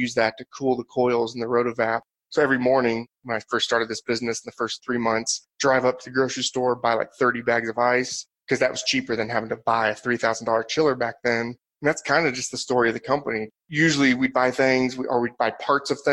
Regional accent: Southern Indiana, United States; moved away as an adult; now in Colorado, United States; I'm from Southern Indiana

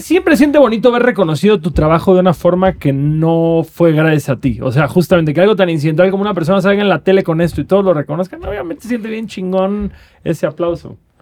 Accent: Cancún, Quintana Roo, Mexico; yo creciendo en Cancún

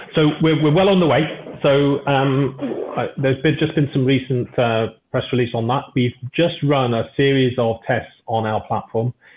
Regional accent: United Kingdom; I'm British

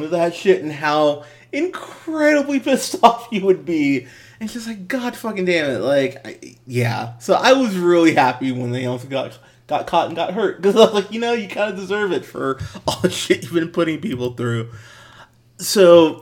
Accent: United States; As an American

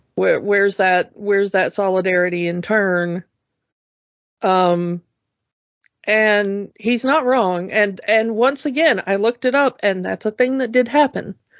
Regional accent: the South, United States; growing up in the South

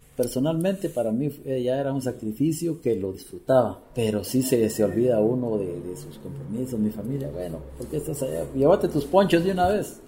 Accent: Guatemala; como chapín, como guatemalteco

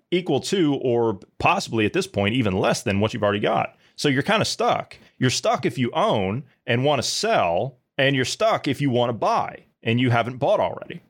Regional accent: Midwest, United States; I grew up in a small uh, small town in Midwest

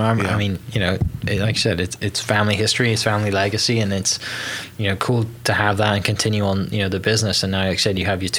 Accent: Wales, United Kingdom; now in Oklahoma, United States; me being a Welshman

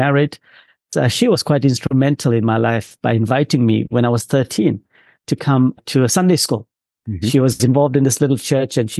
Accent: Durban, KwaZulu-Natal, South Africa; grew up largely on the outskirts of a city called Durban in South Africa on the East Coast

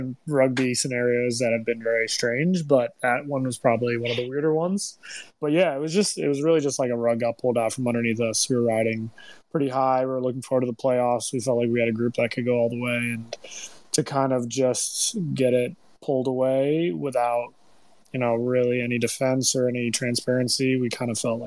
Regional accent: New York City, New York, United States; moved away as an adult; also born or lived in Austin; now in Chicago, United States; I'm from New York City

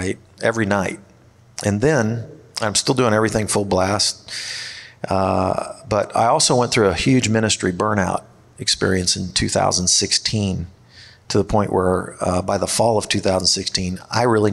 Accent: Kansas City, Missouri, United States; also born or lived in East Coast; I grew up in the Kansas City area

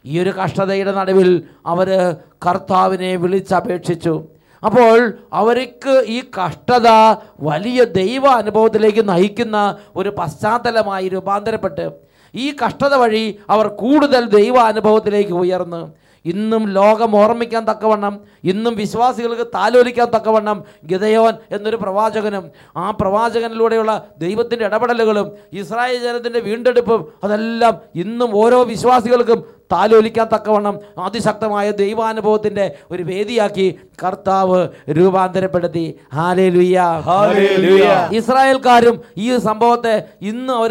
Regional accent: Vayalur, Kerala, India; ഞാൻ വയലൂരിൽ നിന്ന് വരുന്നു

